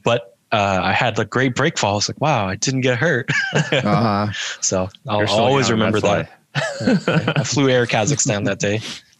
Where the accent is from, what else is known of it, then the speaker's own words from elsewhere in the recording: United States; I was born in America and then I got my Canadian citizenship through my mom from Canada.